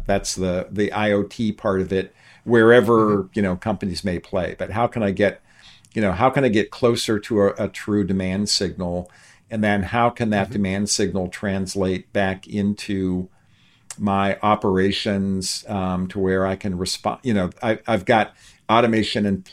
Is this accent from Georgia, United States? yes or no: no; Youngstown, Ohio, United States; I grew up outside of Youngstown, Ohio, which was a steel and auto town